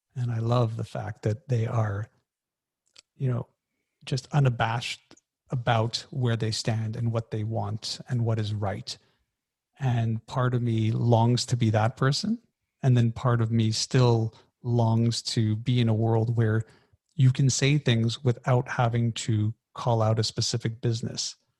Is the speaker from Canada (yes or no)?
yes; Canada; I'm Canadian.